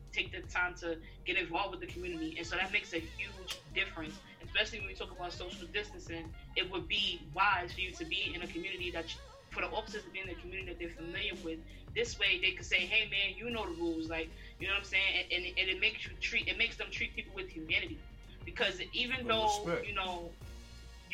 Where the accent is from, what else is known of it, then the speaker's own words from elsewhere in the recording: New York City, New York, United States; I grew up both on the Upper East Side and Harlem as well